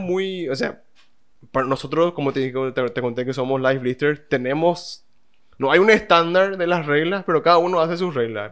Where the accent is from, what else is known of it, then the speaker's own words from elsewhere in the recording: Paraguay; Acá en Paraguay mismo